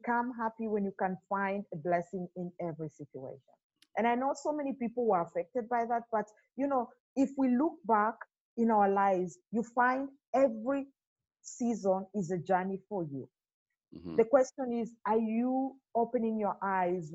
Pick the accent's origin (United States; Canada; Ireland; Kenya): Kenya; moved away as an adult; also born or lived in Dubai; now in Germany; Originally I come from Kenya, and I have lived and worked in Dubai for 7 years before I moved to Germany.